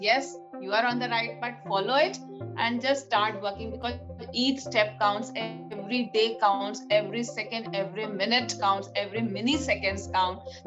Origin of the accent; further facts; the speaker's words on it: India; being an Indian woman